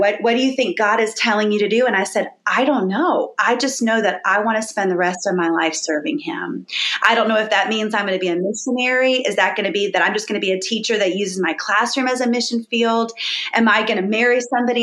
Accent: Boca Raton, Florida, United States; So I was born in Florida, Boca Raton, Florida, very South Florida

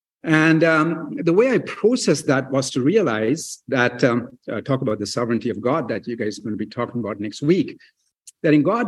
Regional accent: New Westminster, British Columbia, Canada; Then when I was 12 years old, our family moved to Canada, my mom and dad and my sister. And I grew up here in New Westminster. I attended New Westminster Secondary School.

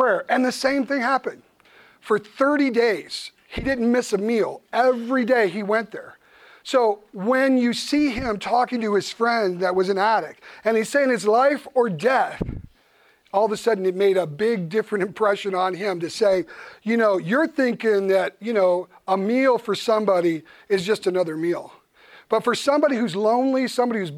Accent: United States; me being an American pastor

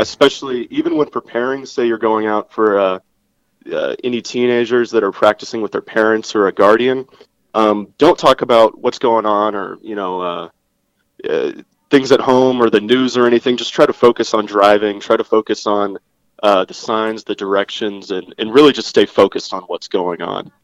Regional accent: Virginia, United States; my home state of Virginia

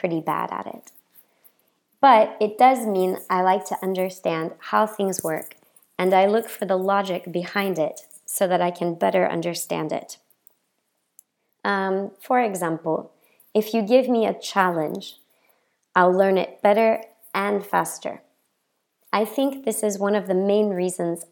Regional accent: Memphis, Tennessee, United States; moved away as an adult; now in France; I'm an American born and raised in the south of the United States.

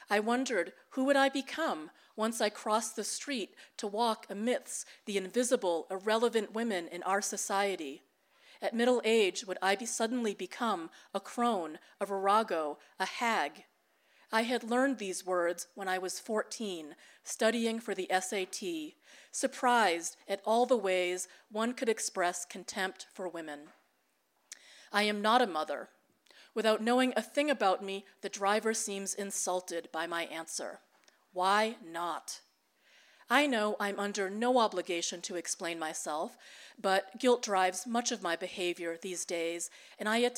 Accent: United States; first language Tagalog; English is a second language; also born or lived in Philippines; now in Manila, Philippines; We were not an affectionate family during those difficult early years in the U.S.

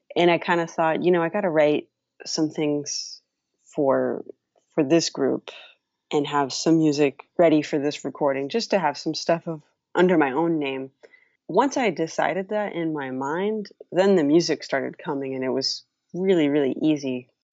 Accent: Los Angeles, California, United States; when I was growing up in Los Angeles

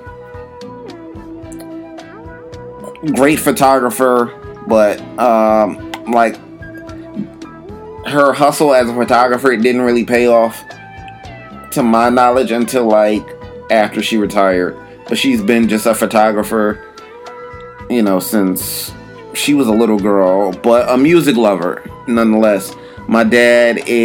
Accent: New York City, New York, United States; moved away as an adult; also born or lived in Florida / Philadelphia; now in Los Angeles, United States; I was born in New York, lived in New York until age 18

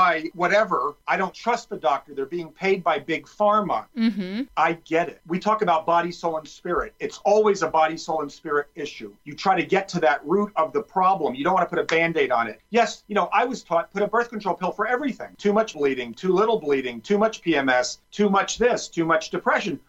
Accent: New Jersey, United States; I grew up in New Jersey

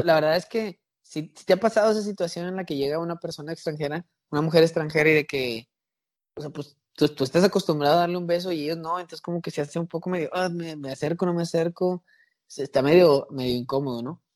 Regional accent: Mexico

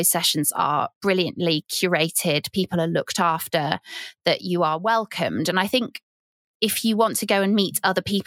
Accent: Cheshire, North West England, United Kingdom; moved away; also born or lived in Yorkshire; I'm from Cheshire and I'm from a really big dairy area

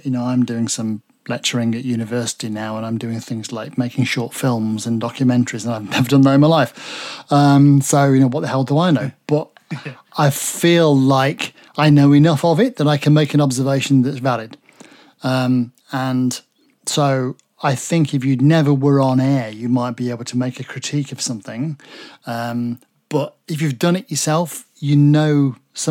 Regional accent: Derby, East Midlands, United Kingdom; I'm from Derby, right in the middle of the country. So I was born in Derby and my first foray into anything radio was at home at my parents' house.

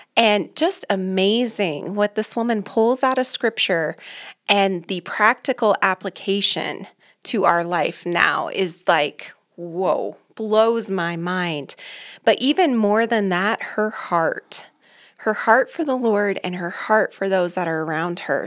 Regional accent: Aurora, Colorado, United States; born and raised here in Colorado. I grew up in Aurora, North Aurora

